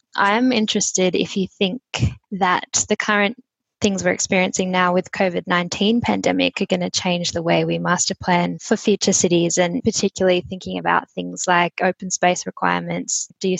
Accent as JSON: {"language": "English", "town": "Campbelltown", "region": "New South Wales", "country": "Australia", "tie": "born or raised there", "said": "I grew up in Campbelltown in Sydney's Western City, and that was one of Sydney's first master plan communities"}